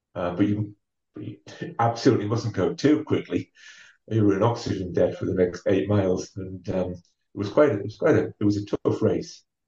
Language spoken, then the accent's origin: English; Ferryhill, North East England, United Kingdom; now in Durham, United Kingdom; I am from County Durham, and uh, I actually grew up in a an old mining town called uh, Ferry Hill.